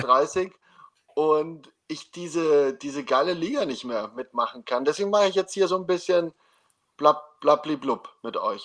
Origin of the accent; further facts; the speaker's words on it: Germany; now in Austria; als gebürtiger Deutscher